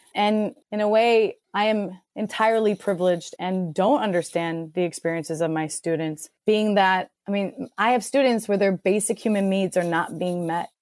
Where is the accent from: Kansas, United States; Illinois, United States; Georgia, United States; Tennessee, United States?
Illinois, United States; Chicago; now in San Diego, United States; I'm currently in San Diego and I'm from Chicago